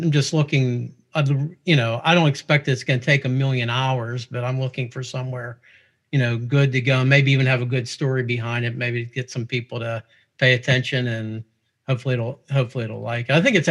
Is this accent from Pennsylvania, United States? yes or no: yes; Pittsburgh, Pennsylvania, United States; I'm a local guy here. Obviously, you could tell from my accent. I'm here originally from Pittsburgh